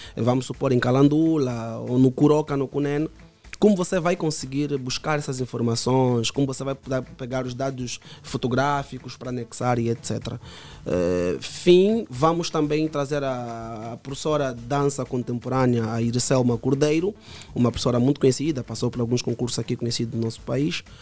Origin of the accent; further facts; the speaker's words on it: Luanda, Luanda Province, Angola; eu cresci no Cazenga, no Pau Grande, um bairro muito criminalizado